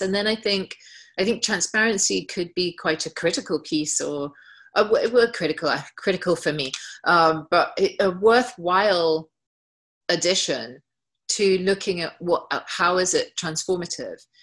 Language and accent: English; England, United Kingdom; as an English person.